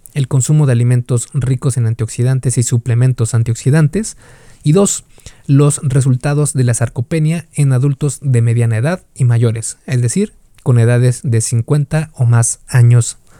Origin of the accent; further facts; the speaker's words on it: Mexico; Yo soy de México